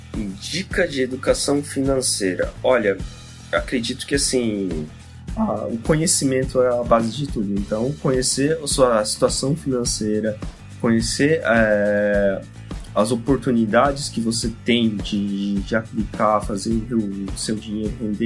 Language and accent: Portuguese; Japan; Portuguese is a second language; moved away as an adult; also born or lived in Brazil; now in São Paulo, Brazil; eu fui pequeno para lá e eu cresci lá, seria mais normal para mim falar que para mim foi normal minha infância, minha adolescência lá no Japão